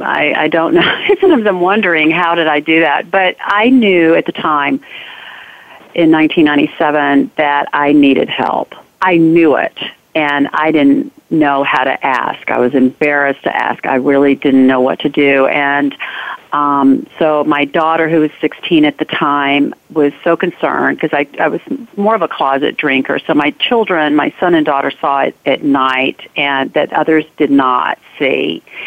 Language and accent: English; the South, United States; growing up in the South, in the economic societal bracket I was in, my family was in, you were expected to be a certain way.